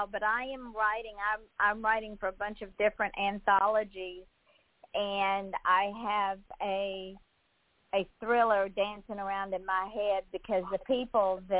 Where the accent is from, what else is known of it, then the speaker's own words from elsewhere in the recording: Georgia, United States; I'm from the Deep South, so I was raised with artists from the Deep South